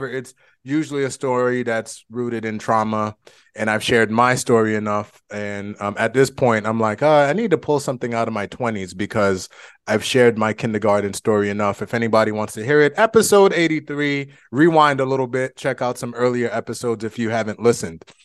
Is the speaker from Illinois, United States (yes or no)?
no; Boston, Massachusetts, United States; moved away; we are both from Boston